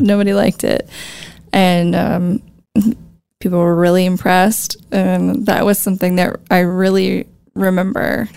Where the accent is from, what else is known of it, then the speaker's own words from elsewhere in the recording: La Crosse, Wisconsin, United States; I am from Lacrosse. I was born and raised in Lacrosse